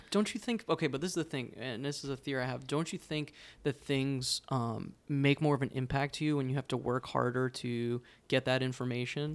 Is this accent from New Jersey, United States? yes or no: yes; New Jersey, United States; I grew up in New Jersey